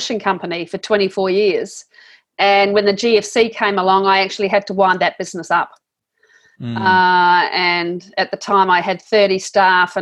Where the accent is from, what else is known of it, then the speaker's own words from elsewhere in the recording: New Zealand; I am a New Zealander